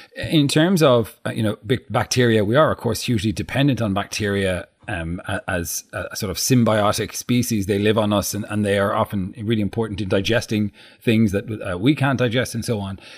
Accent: Ireland; as an Irish person

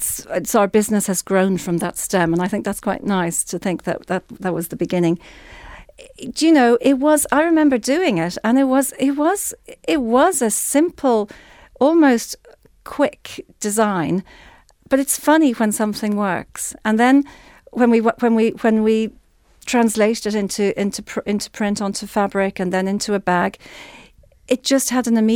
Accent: Ireland; also born or lived in London; I'm in Ireland, but you know, I'm Irish

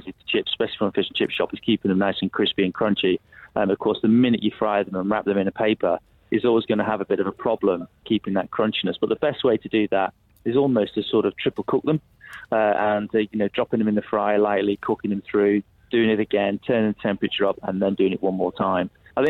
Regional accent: the Northwest, North West England, United Kingdom; I'm from the Northwest

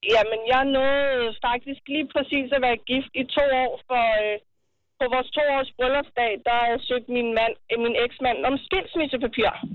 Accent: Brøndby, Capital Region of Denmark, Denmark; jeg er fra Brøndby af

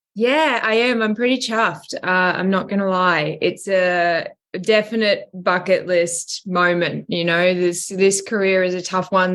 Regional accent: Australia; accent: Australian; I've never actually worked in my natural accent. I've never been Australian for a character.

